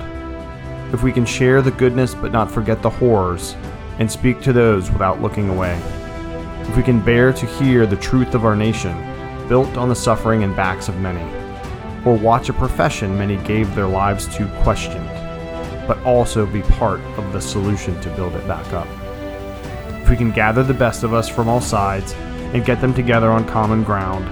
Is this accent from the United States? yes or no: yes; United States; as an American in 2020